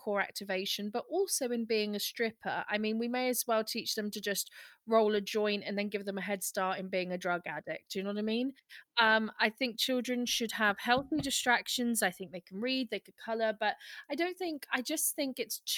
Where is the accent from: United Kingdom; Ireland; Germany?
United Kingdom; we're British